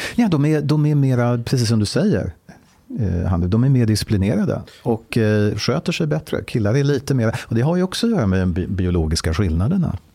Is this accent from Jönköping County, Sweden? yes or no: no; Stockholm, Stockholm County, Sweden; Jag är född och uppvuxen i Stockholm.